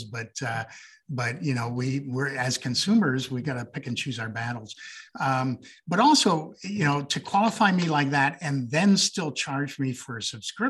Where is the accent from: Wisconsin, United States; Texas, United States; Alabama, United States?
Wisconsin, United States; Green Bay; also born or lived in Montreal, Quebec, Canada / Trois-Rivières, Quebec, Canada / South Africa; I grew up in Wisconsin, couple blocks from Packers Stadium. I was actually there from when I was 11 until I graduated high school. So I consider that home